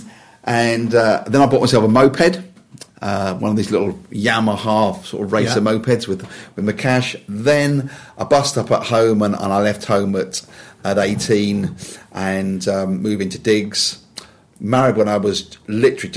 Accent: Wembley, London, United Kingdom; I was born in Wembley

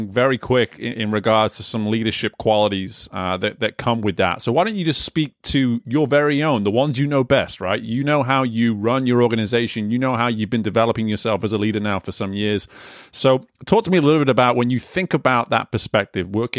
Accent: England, United Kingdom; moved away; growing up in England

